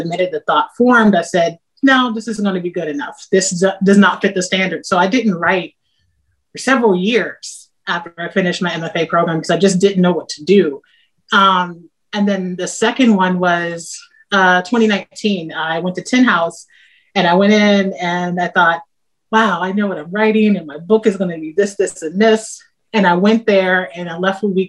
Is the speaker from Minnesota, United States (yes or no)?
no; Ohio, United States; I'm from Ohio. Daughter of steel workers from Ohio